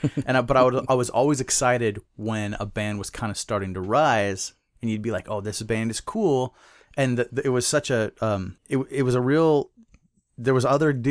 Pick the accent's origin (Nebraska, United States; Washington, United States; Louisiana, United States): Washington, United States; Eastern; also born or lived in Omak, Washington / Twisp, Washington / Snoqualmie, Washington; Grade school, I grew up in Eastern Washington.